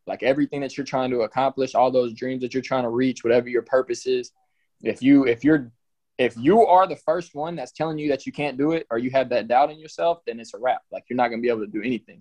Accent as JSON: {"language": "English", "town": "College Station", "region": "Texas", "country": "United States", "said": "I'm from College Station. I moved here in sixth grade."}